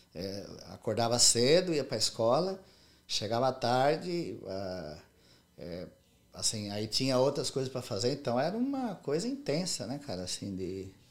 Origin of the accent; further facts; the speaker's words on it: Monte Castelo, São Paulo, Brazil; moved away as an adult; now in United States; quando eu era criança, pequena lá em Monte Castelo